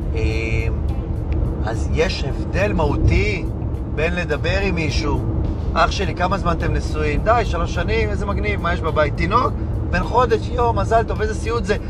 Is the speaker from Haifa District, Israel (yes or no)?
yes; Hadera, Haifa District, Israel; כשהיינו ילדים מחדרה